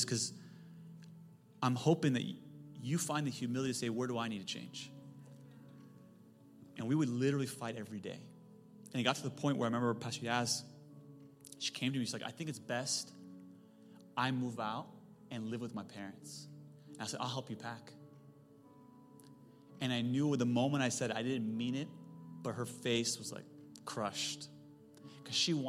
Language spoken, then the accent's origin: English; Silicon Valley, California, United States; I'm from Silicon Valley